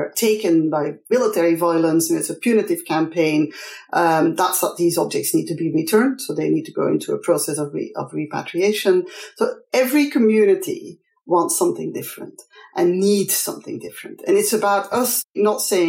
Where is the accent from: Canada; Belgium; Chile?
Belgium; I'm from Belgium